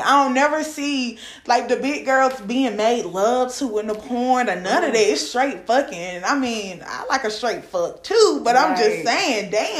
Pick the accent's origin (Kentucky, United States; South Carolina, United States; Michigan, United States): South Carolina, United States; I'm from South Carolina